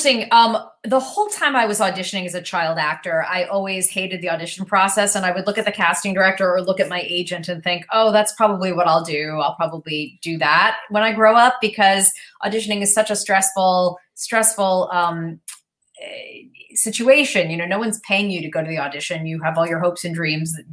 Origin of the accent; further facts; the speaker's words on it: New York City, New York, United States; I grew up in New York